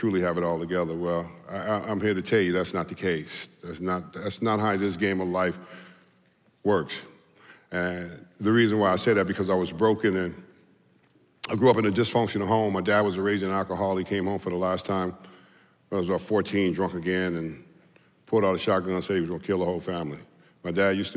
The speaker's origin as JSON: {"language": "English", "region": "Southern California", "country": "United States", "said": "I was a Southern California player, you know, and I came from Southern California"}